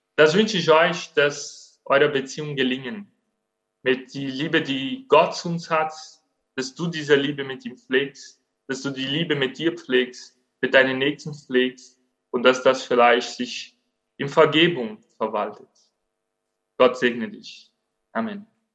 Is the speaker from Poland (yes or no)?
no; Brazil; German is a second language; now in Germany; Ich bin Brasilianer